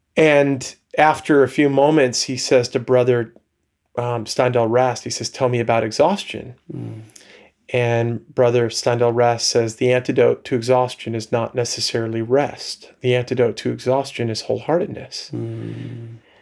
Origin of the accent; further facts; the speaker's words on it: Long Island, New York, United States; accent: subtle Long Island; now in Holland, United States; I grew up on Long Island, New York